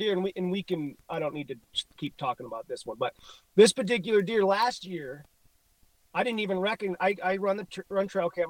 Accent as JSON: {"language": "English", "region": "Illinois", "country": "United States", "tie": "born or raised there", "said": "You know, I grew up in Illinois."}